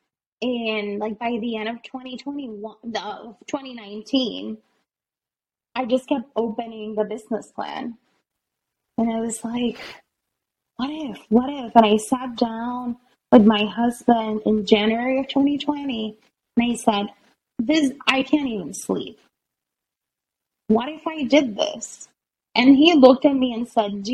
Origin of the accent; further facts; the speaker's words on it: Puerto Rico; moved away; also born or lived in Boston; I was born in Puerto Rico.